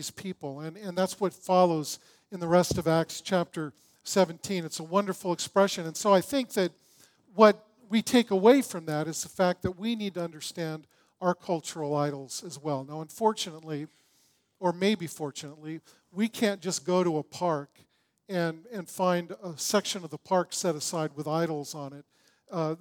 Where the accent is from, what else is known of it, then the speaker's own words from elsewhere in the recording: Long Beach, California, United States; I grew up in Long Beach